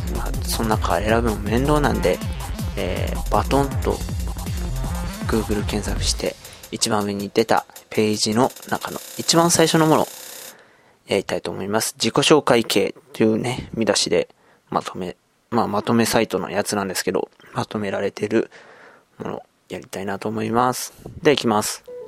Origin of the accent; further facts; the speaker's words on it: Yokohama, Kanagawa, Japan; 生まれた場所も、今住んでる場所、横浜です。